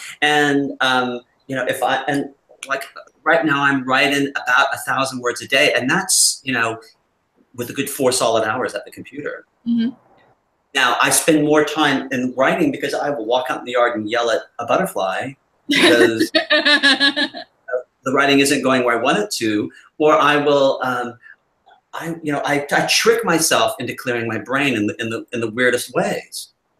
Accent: Louisiana, United States; accent: Louisiana; Do you hear Louisiana, though, in my accent at all?

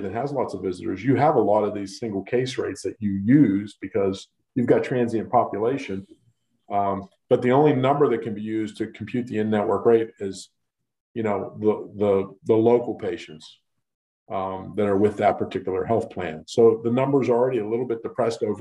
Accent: Western Pennsylvania, United States; I'm born and raised in Western Pennsylvania

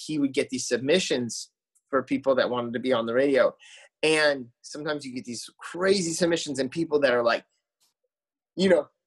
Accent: Arizona, United States; moved away as an adult; also born or lived in Phoenix / Tempe; now in Nashville, United States; I grew up in Arizona

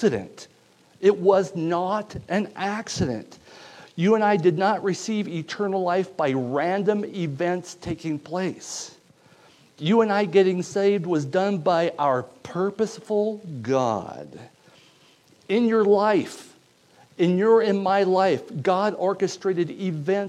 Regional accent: United States; I'm from Stevens County

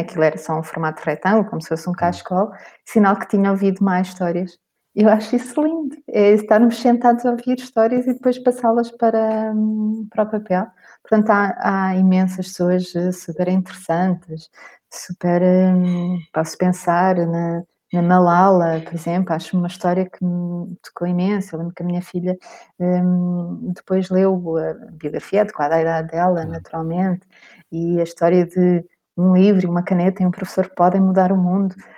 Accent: Cascais, Lisbon, Portugal; eu nasci em Cascais

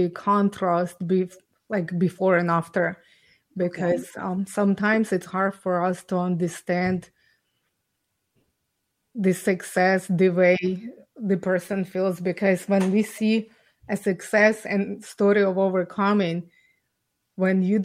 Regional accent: Ukraine; English is a second language; moved away as an adult; now in Canada; I was born and raised in Ukraine.

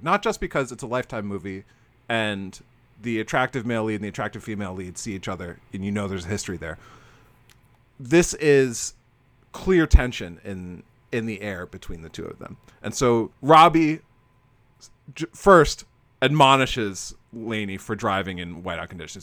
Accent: Florida, United States; now in Massachusetts, United States; I'm from Florida

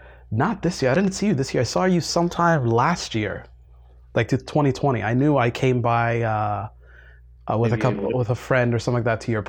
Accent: Toronto, Ontario, Canada; growing up in Toronto

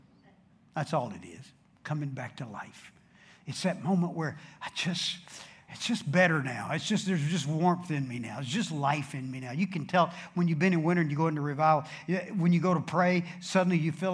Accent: Dallas, Texas, United States; I'm from Dallas, that's south

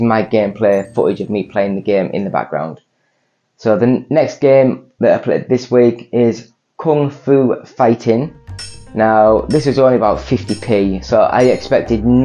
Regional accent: England, United Kingdom; I'm English

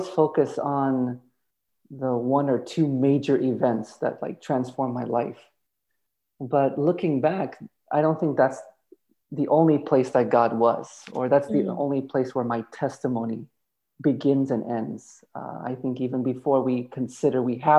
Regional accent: Illinois, United States; also born or lived in Johannesburg, South Africa / Virginia; now in Bay Area, United States; I grew up actually in Illinois, about an hour away from Chicago

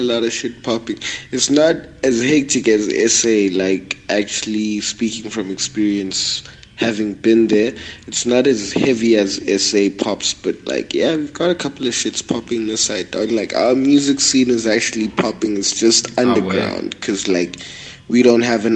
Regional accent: Manzini, Eswatini; I come from Swaziland, in the sub-capital city, basically the second major city in our country called Manzini

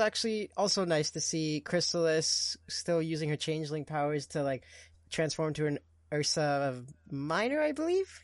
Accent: Portugal; first language Portuguese; English is a second language; now in Canada; I am Canadian, but I'm also Portuguese

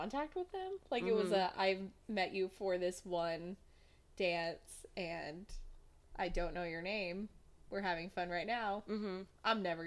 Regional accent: New Hampshire, United States; I grew up in New Hampshire

